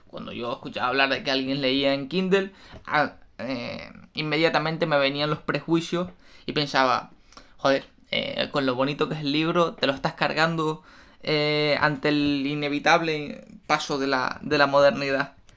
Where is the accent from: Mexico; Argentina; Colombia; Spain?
Spain; me fui a trabajar fuera de, mi tierra, de mi país